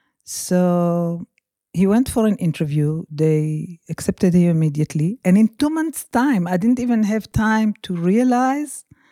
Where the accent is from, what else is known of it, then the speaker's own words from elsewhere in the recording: Israel; moved away as an adult; now in South Africa; I'm Israeli. I was born in Israel.